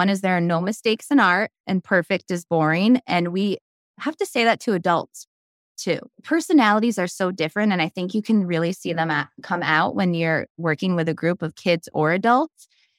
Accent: Brockport, New York, United States; I grew up in a small town in Western New York, about 25 minutes away from Rochester, Brockport, New York.

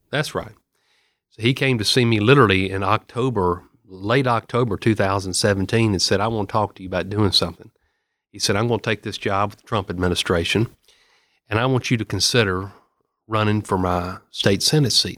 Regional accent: Murfreesboro, Tennessee, United States; I'm from Murfreesboro. I've got the fourteenth district, which is Rutherford, Bedford, Marshall, Moore, and Lincoln County. And, you know, I've spent my entire life in Rutherford County

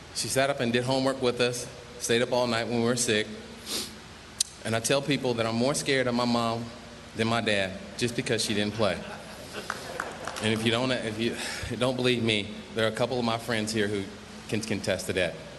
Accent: Pennsylvania, United States; in Pittsburgh in my home state

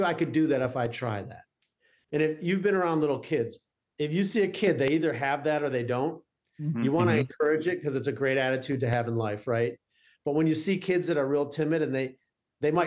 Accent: Detroit, Michigan, United States; also born or lived in Arizona; growing up in Detroit, you kind of feel like, well, we're not New York. We're not LA.

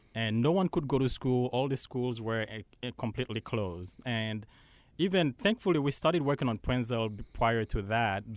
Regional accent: Haiti; English is a second language; moved away as an adult; now in Charlotte, United States; I'm from Haiti. Yeah, and um, honestly, it was always my dream to come to America. Well, like a lot of people, yeah. but of course, growing up in Haiti

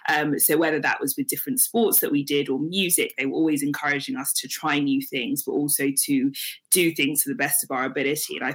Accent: Nigeria; We weren't Christian because they were Christian or because we're Nigerian.

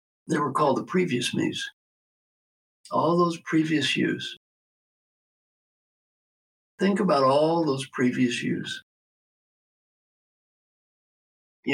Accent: Valley Station, Kentucky, United States; I was brought up in Valley Station, Kentucky

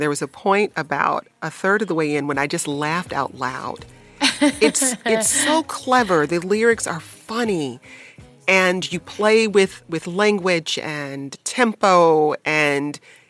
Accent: Detroit, Michigan, United States; when I was growing up in Detroit.

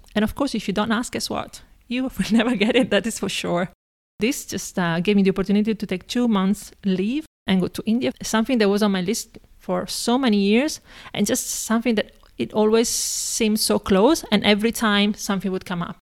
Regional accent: Padua, Veneto, Italy; now in Prague, Czech Republic; I was born in Italy, in a town called Padova, or Padova, which is close to Venice

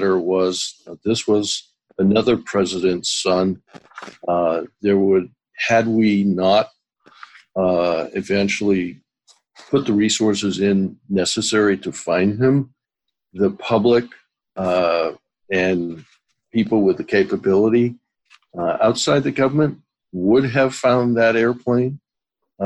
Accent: New England, United States; I am from New England

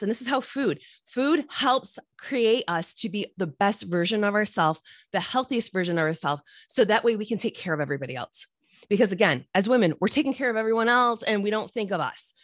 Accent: Midwest, United States; I'm from the Midwest here

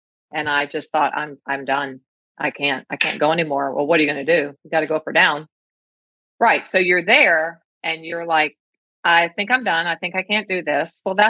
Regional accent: East Coast, United States; I'm from the East Coast

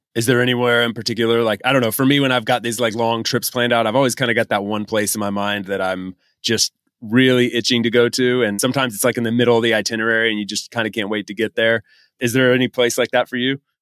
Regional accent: United States; moved away as an adult; as an American guy

